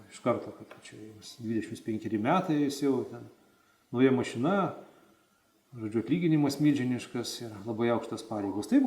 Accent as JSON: {"language": "Lithuanian", "town": "Vilnius", "region": "Vilnius County", "country": "Lithuania", "said": "aš esu iš Vilnius, iš Viršuliškių"}